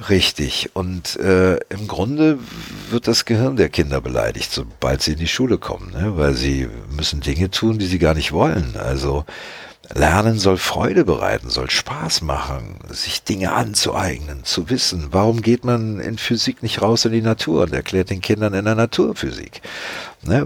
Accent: Magdeburg, Saxony-Anhalt, Germany; Ich bin ja in Magdeburg geboren und da reden die ja so

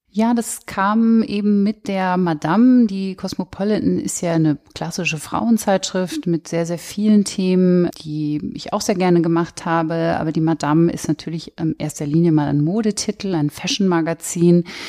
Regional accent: Cloppenburg, Lower Saxony, Germany; moved away; also born or lived in near Bremen; in Kloppenburg, wo ich aufgewachsen bin

